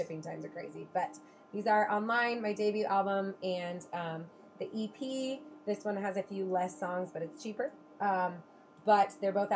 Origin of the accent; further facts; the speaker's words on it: Estacada, Oregon, United States; Born and raised in Estacada, my parents still live where I grew up